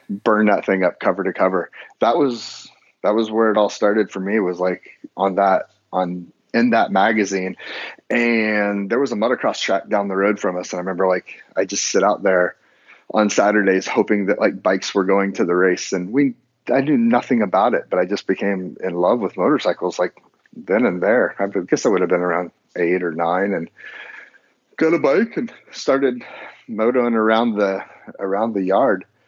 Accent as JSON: {"language": "English", "region": "Indiana", "country": "United States", "tie": "born or raised there", "moved": "yes", "said": "I grew up out there in the Midwest"}